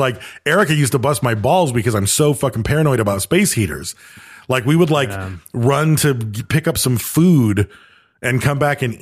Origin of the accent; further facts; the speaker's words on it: Michigan, United States; moved away; growing up in Michigan